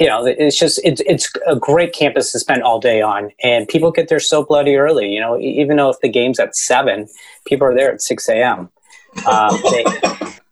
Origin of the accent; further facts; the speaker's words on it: Canada; I'm from Canada.